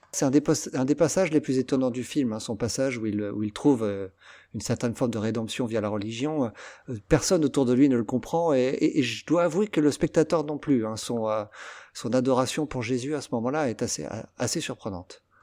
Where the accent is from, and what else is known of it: Versailles, Île-de-France, France; born or raised there